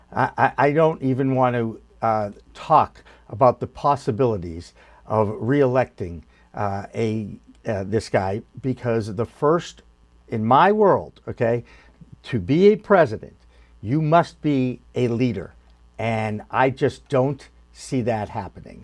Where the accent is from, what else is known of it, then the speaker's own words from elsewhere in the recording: East Coast, United States; I am from the East Coast